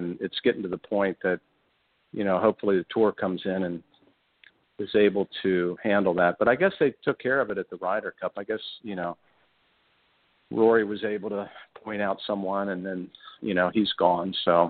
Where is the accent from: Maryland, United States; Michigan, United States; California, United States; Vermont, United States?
Maryland, United States; now in Orlando, United States; Growing up in Maryland.